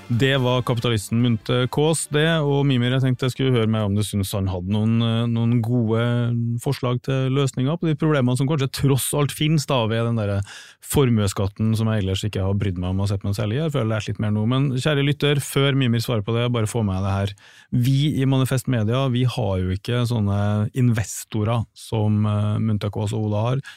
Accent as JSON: {"language": "Norwegian", "town": "Trondheim", "region": "Trøndelag", "country": "Norway", "said": "nå er jeg fra Trondheim"}